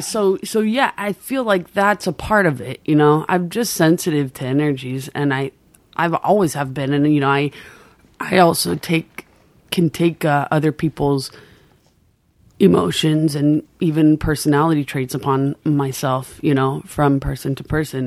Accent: Maui, Hawaii, United States; accent: Pidgin; moved away; also born or lived in Anaheim, California; I grew up in a real local Hawaiian town on Maui

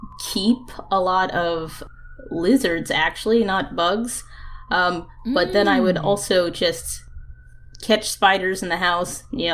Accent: Florida, United States; I grew up in Florida.

